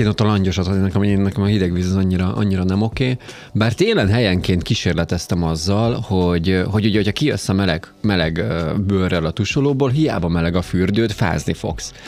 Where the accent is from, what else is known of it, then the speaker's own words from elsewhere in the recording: Borsod-Abaúj-Zemplén, Hungary; borsodban nőttem